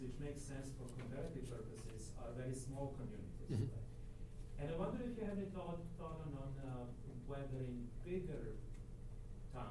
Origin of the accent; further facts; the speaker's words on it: Belgrade, Serbia; moved away as an adult; also born or lived in Yugoslavia; I was born in Belgrade in 1966, and I grew up in Yugoslavia. I left in 1992